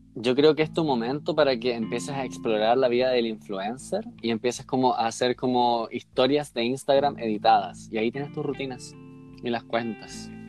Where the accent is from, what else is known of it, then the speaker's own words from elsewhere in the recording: Chile; como buenos chilenos